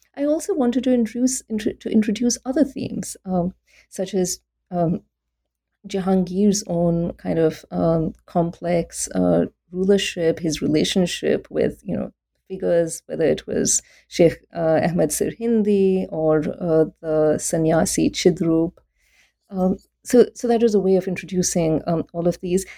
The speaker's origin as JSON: {"language": "English", "country": "India", "tie": "born or raised there", "also_born_or_lived": "Delhi", "said": "I became interested in Islam in South Asia when I was growing up in India"}